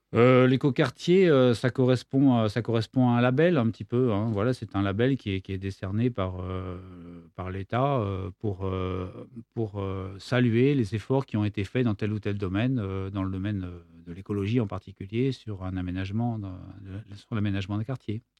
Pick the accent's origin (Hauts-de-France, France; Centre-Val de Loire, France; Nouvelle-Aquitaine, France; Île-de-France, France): Île-de-France, France; Versailles; now in Nîmes, France; Je suis né à Versailles